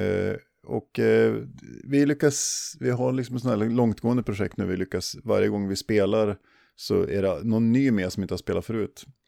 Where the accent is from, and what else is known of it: Sweden